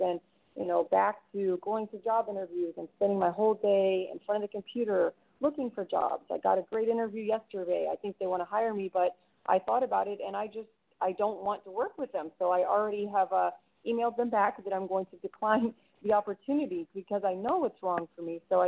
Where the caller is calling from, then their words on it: Clearwater, Florida, United States; Hi, this is … in Clearwater.